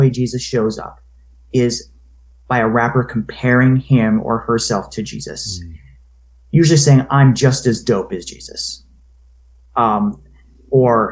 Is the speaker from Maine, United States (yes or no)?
yes; Maine, United States; I'm from Maine